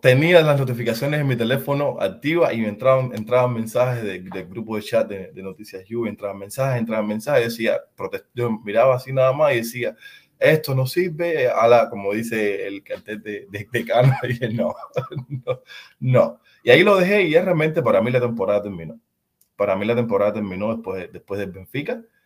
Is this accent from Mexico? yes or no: no; Cuba; now in San Diego, United States; En los años 90 en mi país era imposible ver el fútbol